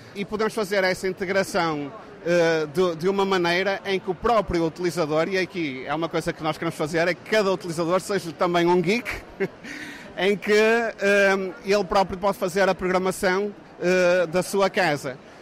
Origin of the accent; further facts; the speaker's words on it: Braga, Norte, Portugal; Braga, porque é a, nossa, é a minha cidade natal, portanto eu cresci lá